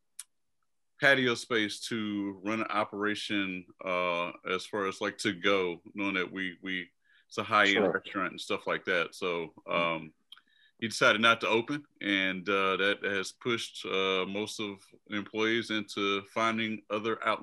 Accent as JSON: {"language": "English", "town": "Houston", "region": "Texas", "country": "United States", "moved": "as an adult", "lives_now": "Washington, DC, United States", "said": "I am from Houston, Texas. I moved here probably close to, 13 years ago"}